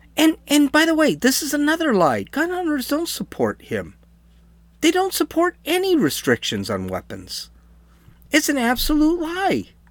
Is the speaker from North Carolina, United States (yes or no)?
no; San Diego, California, United States; I'm from San Diego